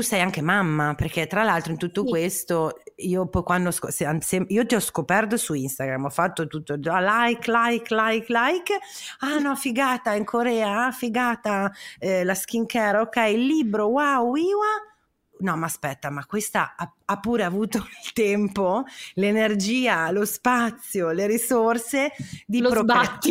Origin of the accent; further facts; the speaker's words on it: Parma, Emilia-Romagna, Italy; io sono di Parma